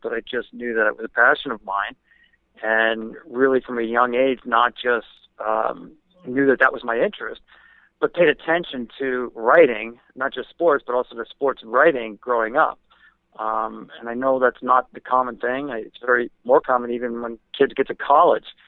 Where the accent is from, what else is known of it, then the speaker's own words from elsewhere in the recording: New Jersey, United States; when I was growing up in New Jersey